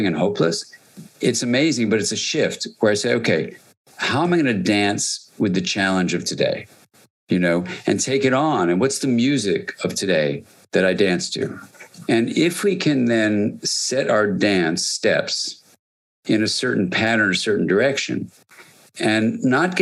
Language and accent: English; United States; I'm an American